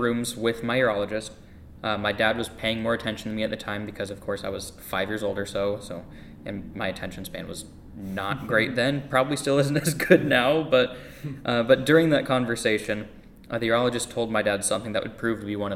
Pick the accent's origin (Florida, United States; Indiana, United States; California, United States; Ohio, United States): Indiana, United States; Lafayette; also born or lived in North Carolina; I was born in North Carolina, and at the time that I was born, my dad was just getting out of the military and starting to look for a job. And the Lord brought us to Lafayette, Indiana